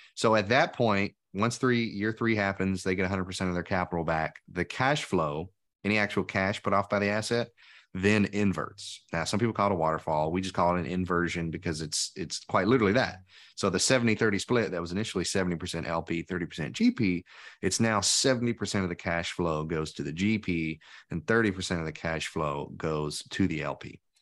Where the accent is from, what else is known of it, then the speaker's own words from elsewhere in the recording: Tennessee, United States; we're both from Tennessee